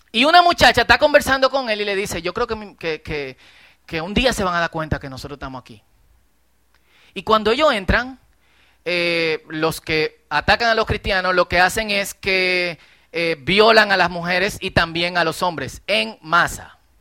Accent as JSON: {"language": "Spanish", "town": "Herrera", "region": "Distrito Nacional", "country": "Dominican Republic", "tie": "born or raised there", "said": "Yo crecí en Herrera"}